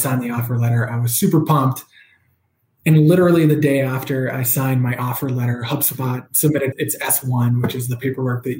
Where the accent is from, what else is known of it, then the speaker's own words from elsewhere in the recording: New Jersey, United States; moved away as an adult; also born or lived in Massachusetts; I grew up in New Jersey, which is, you know, the great state of New Jersey